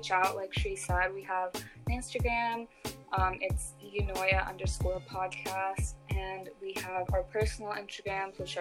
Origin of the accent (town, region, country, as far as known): United States; born or raised there